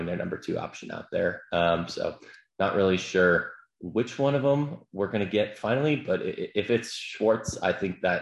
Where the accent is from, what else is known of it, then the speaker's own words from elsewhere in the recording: Chicago, Illinois, United States; growing up in Chicago